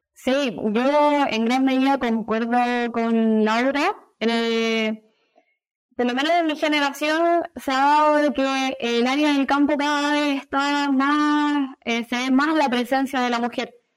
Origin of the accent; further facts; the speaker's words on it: Viña del Mar, Valparaíso, Chile; also born or lived in Valdivia; soy de Viña del Mar, una, zona costera de Chile